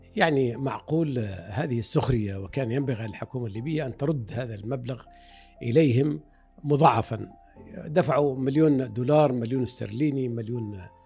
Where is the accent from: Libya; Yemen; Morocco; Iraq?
Libya; Fezzan; now in Egypt; وانا ولدت هنا في في مصر بقيت يمكن سنه او اقل من سنه عدنا الى ليبيا